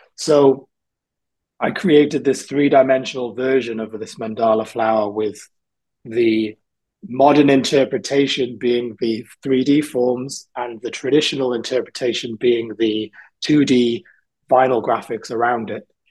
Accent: South Wales, United Kingdom; also born or lived in England; now in London, United Kingdom; I grew up in South Wales, I was born in England

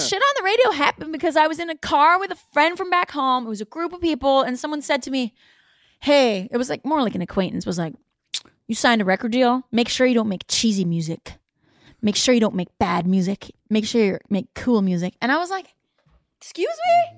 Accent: Canada; I was born in Canada

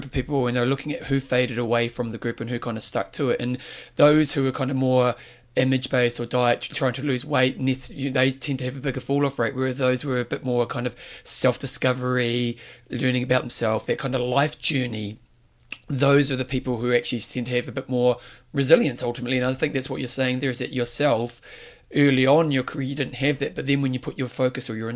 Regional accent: New Zealand; being a Kiwi

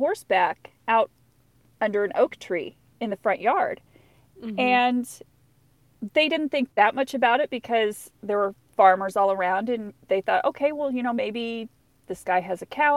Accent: Licking, Missouri, United States; moved away as an adult; now in Pulaski County, United States; I grew up in the next county south. I grew up in Texas County, actually in the town, the town of Licking

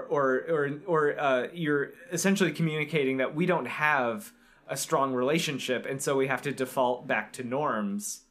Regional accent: Florida, United States; growing up in Florida

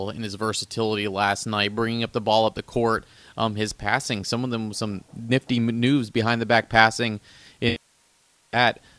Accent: Marietta, Georgia, United States; moved away; my hometown of Marietta, Georgia.

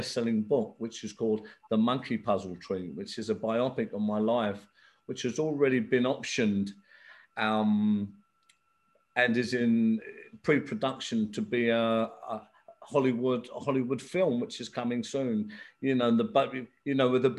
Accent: England, United Kingdom; also born or lived in Belfast, Northern Ireland; I was actually born here in England, but I went to Belfast as a young child, 6 months old. I stayed there till I was nine. So I went through the civil war there. I've seen a lot of traumatic things there, early 70s when it was really hitting it. I come back to England.

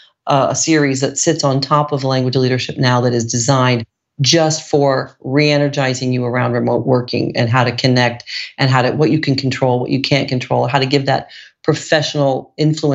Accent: Italy; I was from Italy

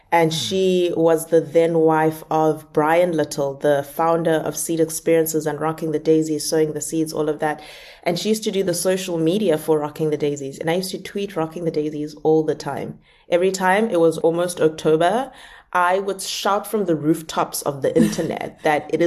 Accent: South Africa; moved away as an adult; now in Cape Town, South Africa; I live 23 hours away from Cape Town. That's my hometown, is that far by bus.

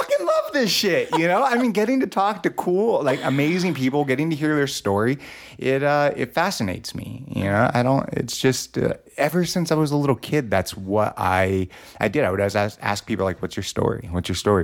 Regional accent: Los Angeles, California, United States; I grew up in Los Angeles

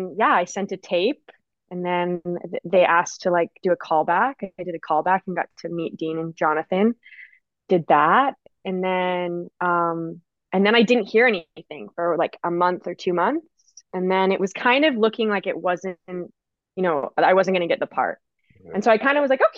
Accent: Vancouver, British Columbia, Canada; I'm from Vancouver, Canada

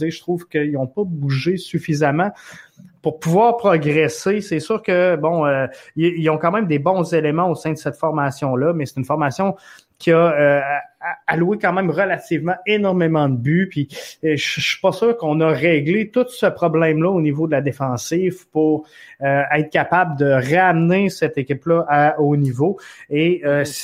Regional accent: Montreal, Quebec, Canada; C'est sûr qu'on vient de Montréal, mais Thierry Henry est en avance.

